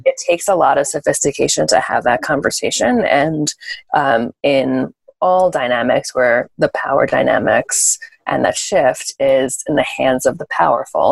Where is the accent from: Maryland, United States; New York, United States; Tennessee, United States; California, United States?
New York, United States; born and bred in New York